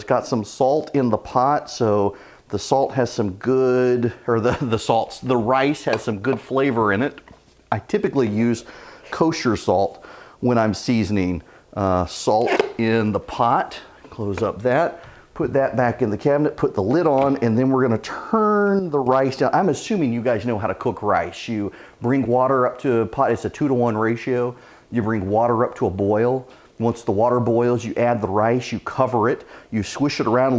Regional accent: Louisiana, United States; In my house growing up, we always had garlic bread to go with red beans and rice, just part of growing up in Louisiana.

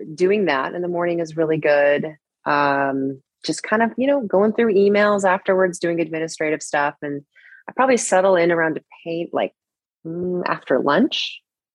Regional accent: Seattle, Washington, United States; now in Los Angeles, United States; Growing up in Seattle, I was a total indoor kid

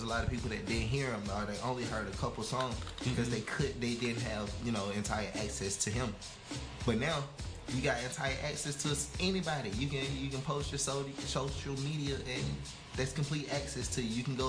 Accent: Atlanta, Georgia, United States; I'm from Atlanta

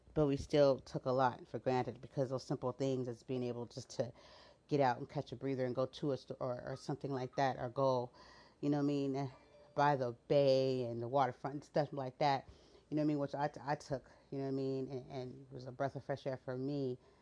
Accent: United States; as an American citizen

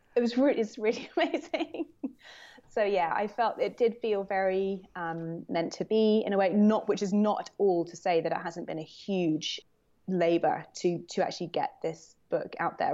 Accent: London, United Kingdom; moved away as an adult; now in New York, United States; growing up as a Londoner

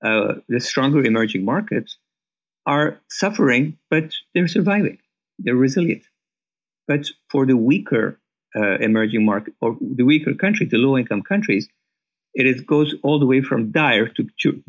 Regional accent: Iran; moved away as an adult; now in United States; And when I came to America from Iran, I met the head of country risk management at what was known as the First National Bank of Chicago

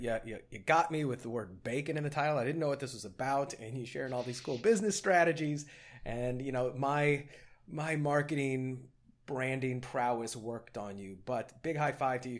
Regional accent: Edwardsville, Illinois, United States; born or raised there; moved away

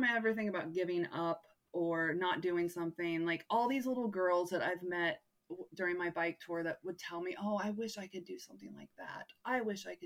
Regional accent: United States; I'm from America

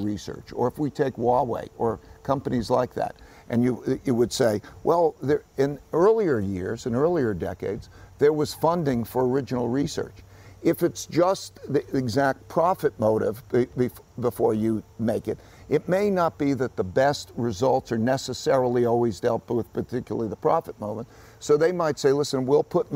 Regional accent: United States; I grew up in America, which was a land of opportunity for me.

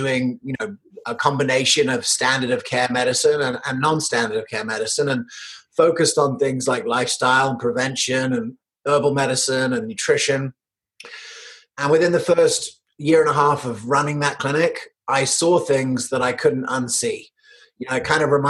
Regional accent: United Kingdom; also born or lived in United States; I was born in America. I grew up in the UK

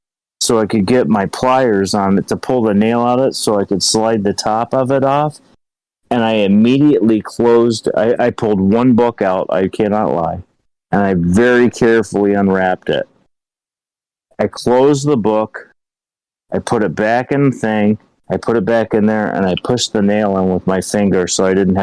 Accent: Ohio, United States; I'm from Ohio.

